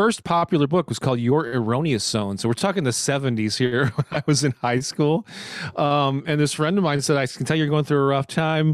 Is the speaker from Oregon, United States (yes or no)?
no; St. Louis, Missouri, United States; born and raised in St. Louis, Missouri, right in the heart of the Midwest here in the States. I've never lived anywhere else